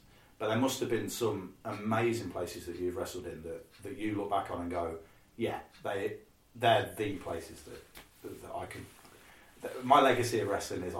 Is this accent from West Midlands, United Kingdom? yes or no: no; Leicester, East Midlands, United Kingdom; because I'm from Leicester